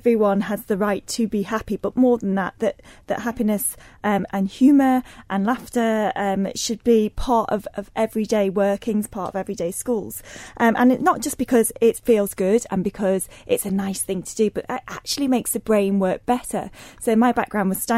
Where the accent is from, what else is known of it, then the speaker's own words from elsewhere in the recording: Isle of Man; moved away as an adult; also born or lived in Liverpool, England; I grew up in the Isle of Man